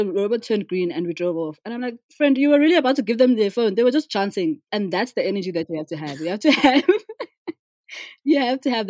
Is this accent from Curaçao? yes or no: no; South Africa; So, as a South African, my experience has always been that the wealth in South Africa, wealth distribution has been is dismal